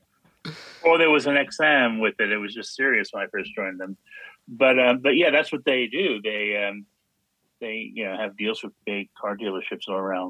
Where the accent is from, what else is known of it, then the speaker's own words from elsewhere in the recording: New York City, New York, United States; moved away as an adult; now in United Kingdom; I'm from the Bronx